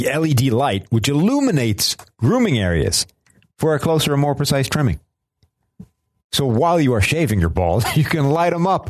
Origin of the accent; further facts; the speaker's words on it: Ireland; I'm Irish.